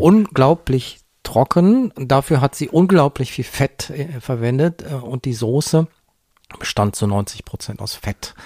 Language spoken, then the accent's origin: German; Bergisches Land, North Rhine-Westphalia, Germany; im Bergischen Land, wo ich aufgewachsen bin